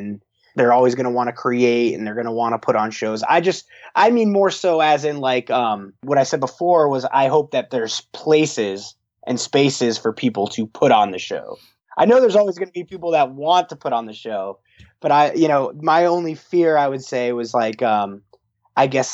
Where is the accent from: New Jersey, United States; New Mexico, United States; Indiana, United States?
New Jersey, United States; Verona; Keith and I are from Verona, which is right next to Montclair. So we're all kind of grew up in this area